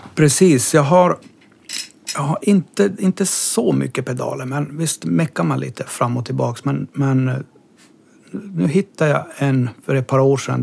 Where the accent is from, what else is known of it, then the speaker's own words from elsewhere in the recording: Kaunisvaara, Norrbotten County, Sweden; moved away as an adult; also born or lived in Kiruna; jag är born and raised i en liten by som heter Kaunisvaara